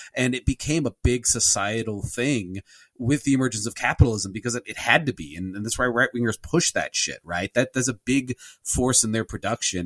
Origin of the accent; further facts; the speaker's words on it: United States; as an American Catholic